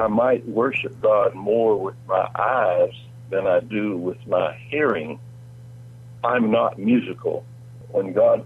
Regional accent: Lamar County, Alabama, United States; also born or lived in Nashville, Tennessee; now in Tennessee, United States; I grew up in a rural county, Lamar County, Alabama.

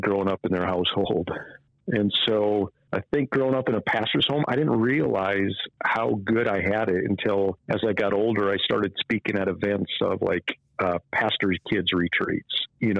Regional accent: North Dakota, United States; I grew up right here in North Dakota

